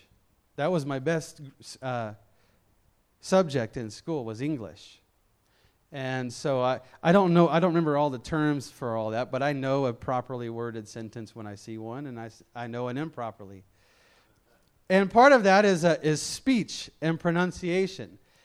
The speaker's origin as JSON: {"language": "English", "town": "Memphis", "region": "Tennessee", "country": "United States", "said": "I'm from Memphis, Tennessee."}